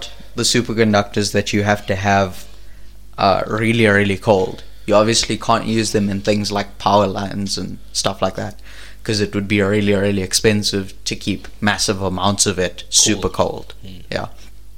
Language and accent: English; South Africa; as a South African